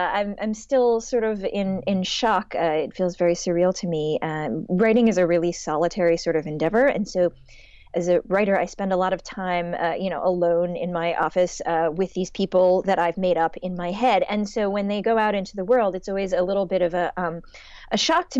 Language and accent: English; Shaker Heights, Ohio, United States; I think of Ohio as being my home state. That's where mm-hmm. I spent my my adolescence.